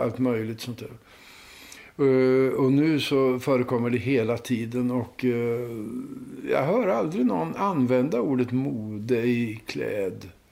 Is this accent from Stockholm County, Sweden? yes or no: no; Linköping, Östergötland, Sweden; När jag var barn i Linköping